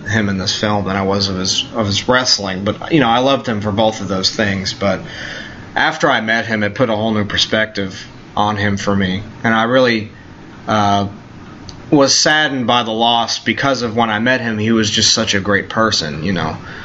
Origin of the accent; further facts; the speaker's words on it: Long Island, New York, United States; I'm from Long Island, New York.